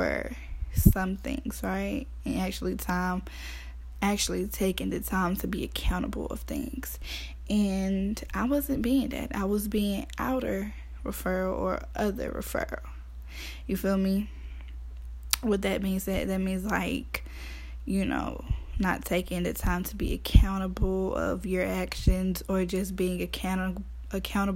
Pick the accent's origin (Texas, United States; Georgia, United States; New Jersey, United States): Georgia, United States; Athens; I'm from Athens, Georgia. Clark County